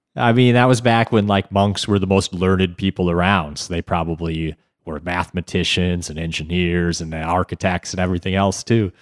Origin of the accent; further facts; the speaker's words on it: United States; as an American